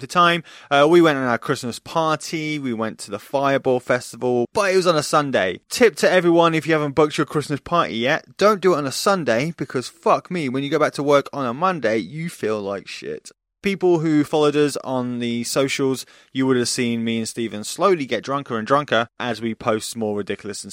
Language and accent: English; Nottingham, East Midlands, United Kingdom; my hometown of Nottingham